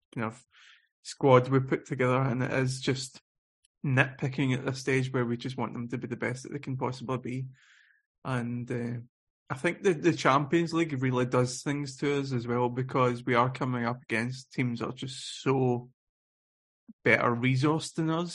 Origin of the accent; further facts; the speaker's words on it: Scotland, United Kingdom; moved away; I'm living away from Scotland